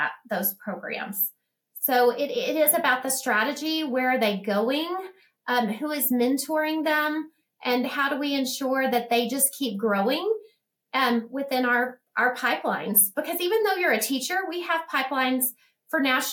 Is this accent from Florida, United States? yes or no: no; Odessa, Texas, United States; this is my hometown, and I love ECISD